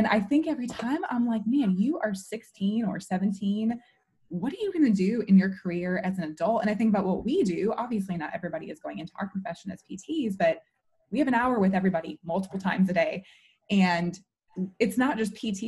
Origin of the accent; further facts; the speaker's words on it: Chicago, Illinois, United States; I'm from Chicago